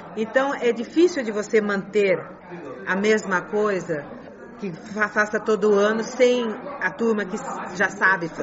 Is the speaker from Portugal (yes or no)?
no; China; first language Chinese; Portuguese is a second language; moved away; also born or lived in Brazil; nós nascemos e crescemos aqui, a nossa primeira língua é chinês